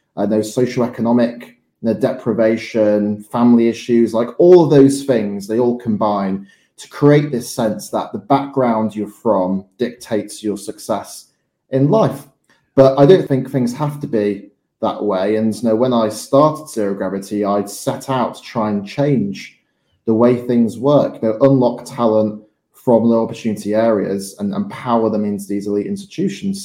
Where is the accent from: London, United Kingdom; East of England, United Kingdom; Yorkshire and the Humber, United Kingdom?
Yorkshire and the Humber, United Kingdom; Morley; I grew up in Morley in West Yorkshire